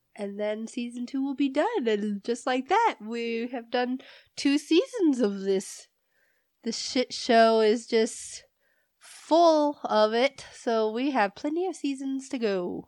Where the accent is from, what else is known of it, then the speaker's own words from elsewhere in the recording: Indiana, United States; moved away as an adult; also born or lived in California; now in New Mexico, United States; I was born in California. I grew up in Indiana, and now I'm living in New Mexico